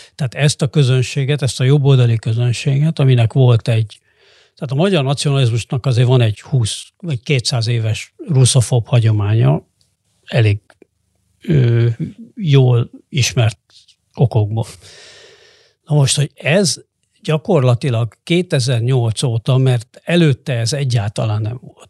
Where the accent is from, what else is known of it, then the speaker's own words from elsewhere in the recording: Hungary; én is ebben nőttem föl természetesen, mint aki a 80-as években volt tinédzser